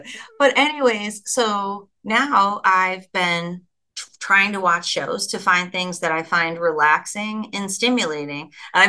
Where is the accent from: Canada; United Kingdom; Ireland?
Ireland; which is Irish, which I'm Irish